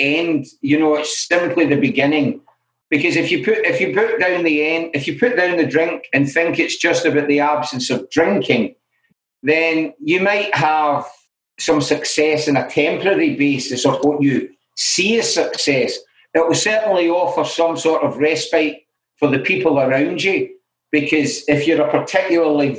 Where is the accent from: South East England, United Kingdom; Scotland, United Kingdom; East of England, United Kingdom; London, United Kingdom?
Scotland, United Kingdom; Glasgow; I grew up in Glasgow